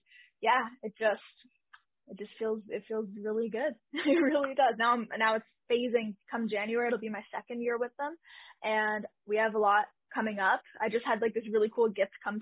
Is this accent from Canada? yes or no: yes; Canada; I am Canadian